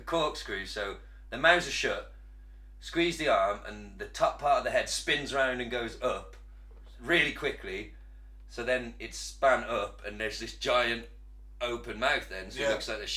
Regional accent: United Kingdom; as British people

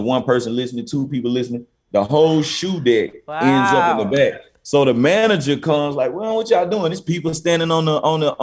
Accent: Memphis, Tennessee, United States; also born or lived in Cordova, Tennessee; I'm from South Memphis

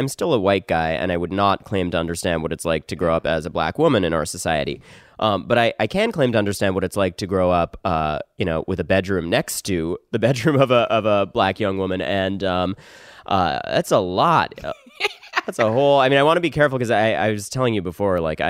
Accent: Connecticut, United States; also born or lived in New York; I was born in New York, and then I spent my teens in Connecticut.

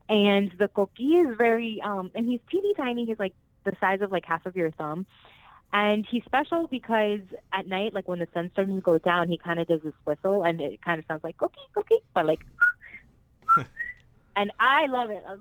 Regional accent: Puerto Rico; born there; first language Spanish; English is a second language; I was born in Puerto Rico, and um, Spanish was my first language. And now, as an adult, man, I it's embarrassing sometimes because I think in English.

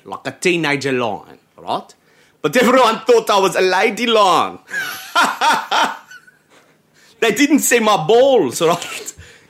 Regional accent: South Africa; we're from South Africa.

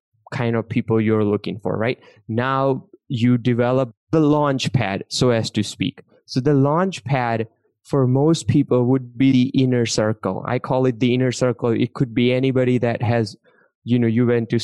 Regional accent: India; English is a second language; now in United States; I grew up in India. I came to this country not speaking English

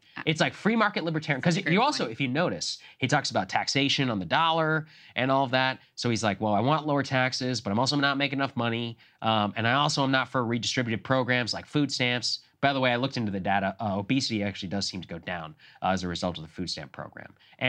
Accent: Texas, United States; moved away; I grew up in Texas, bombarded with it. So I've rejected it ever since I left.

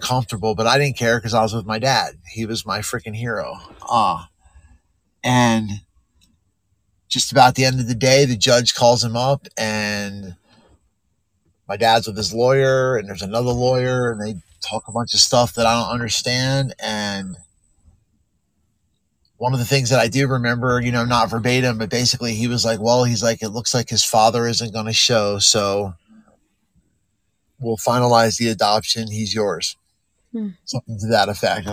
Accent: South New Jersey, United States; I was born in South New Jersey

